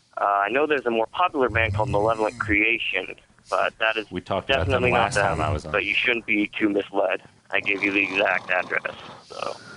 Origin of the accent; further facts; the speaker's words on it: Roseville, California, United States; I'm from a town called Roseville, which is just an hour north of Sacramento.